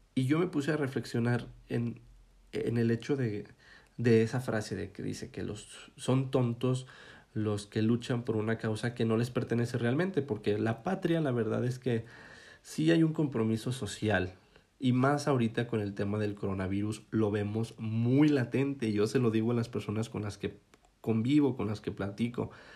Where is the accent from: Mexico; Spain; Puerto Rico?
Mexico; como mexicanos